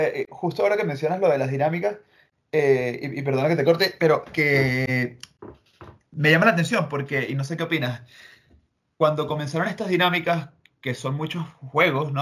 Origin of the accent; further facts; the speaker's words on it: Venezuela; now in Madrid, Spain; lo digo como venezolano